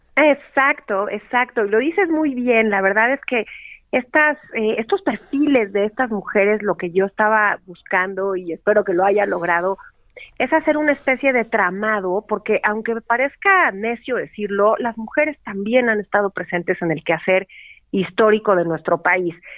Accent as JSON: {"language": "Spanish", "country": "Mexico", "said": "somos los mexicanos"}